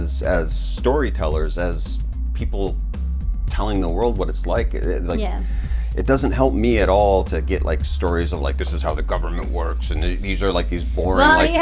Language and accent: English; United States; now in China; as an American